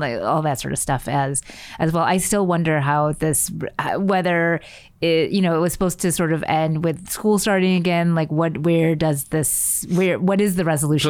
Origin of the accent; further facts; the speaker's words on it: United States; as an American experience